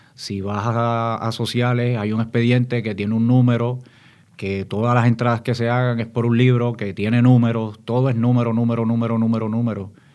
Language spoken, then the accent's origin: Spanish; San Juan, Puerto Rico; also born or lived in Santo Domingo, Dominican Republic; yo me crío en Santurce, en Barrio Obrero. Este, soy padre de inmigrantes dominicanos, yo mismo soy dominicano, nací en Santo Domingo y a la edad de seis años pues llegó a Puerto Rico